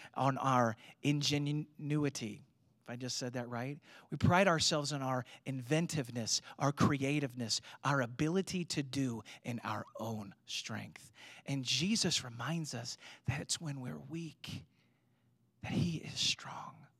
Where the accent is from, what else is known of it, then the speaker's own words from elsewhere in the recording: United States; being American Christians